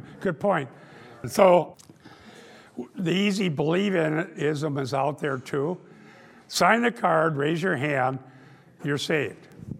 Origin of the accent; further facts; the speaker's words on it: Iowa, United States; And I grew up in Dutch Reformed Northwest Iowa